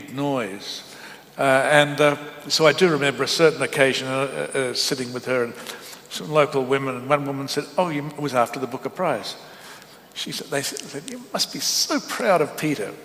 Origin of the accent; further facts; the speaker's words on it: Bacchus Marsh, Victoria, Australia; moved away as an adult; also born or lived in Melbourne / Sydney; now in New York, United States; I grew up in Bacchus Marsh, where Melbourne was the big city